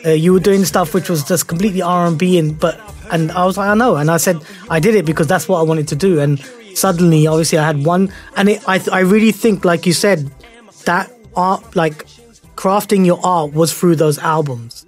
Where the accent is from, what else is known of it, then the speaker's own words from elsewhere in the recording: Croydon, London, United Kingdom; growing up in Croydon, I mean, I was I was in Croydon for six years